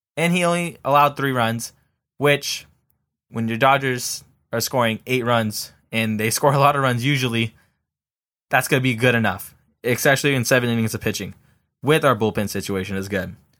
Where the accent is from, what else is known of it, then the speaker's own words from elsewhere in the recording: Southern California, United States; I'm from the South, uh, from, you know, Southern California